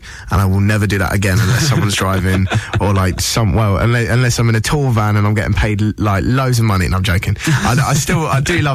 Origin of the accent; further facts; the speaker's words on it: Southampton, South East England, United Kingdom; Southampton is my hometown